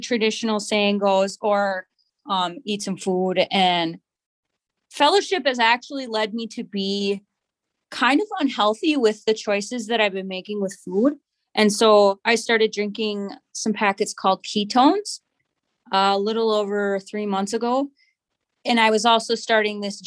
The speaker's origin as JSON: {"language": "English", "town": "Cloquet", "region": "Minnesota", "country": "United States", "tie": "born or raised there", "lives_now": "Duluth, United States", "said": "I am from Cloquet. I grew up in Cloquet on the reservation. I currently live in Duluth"}